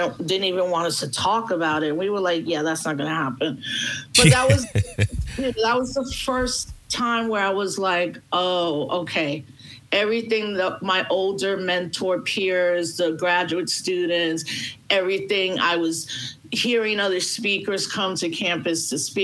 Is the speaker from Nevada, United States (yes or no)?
no; New York City, New York, United States; first language Spanish; English is a second language; also born or lived in Los Angeles; I was born and raised in the Bronx